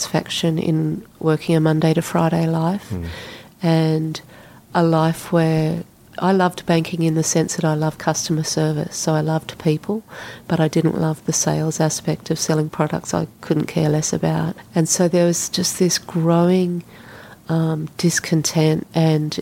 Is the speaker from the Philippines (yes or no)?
no; Australia; moved away as an adult; also born or lived in Sydney; I went into a bank in my hometown and I said to them, I want a job in Sydney with your bank